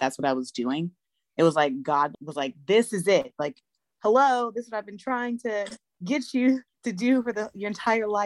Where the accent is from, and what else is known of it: Los Angeles, California, United States; born or raised there; moved away as an adult; now in Atlanta, United States